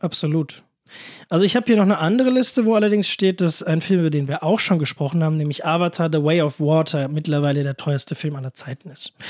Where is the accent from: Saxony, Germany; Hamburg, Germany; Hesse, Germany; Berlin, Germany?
Hesse, Germany; near Königstein, Frankfurt area; sehr in der Nähe von, also wirklich sehr, sehr in der Nähe, wo ich herkomme, ist so 10 Minuten Fahrt.